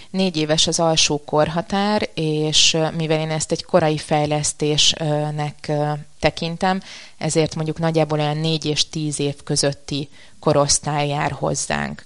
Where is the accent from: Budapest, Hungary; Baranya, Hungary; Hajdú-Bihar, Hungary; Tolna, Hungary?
Budapest, Hungary; also born or lived in Hungarian countryside; Budapesten születtem, Budapesten nőttem fel, viszont a, a gyerekkorom jelentős részét vidéken töltöttem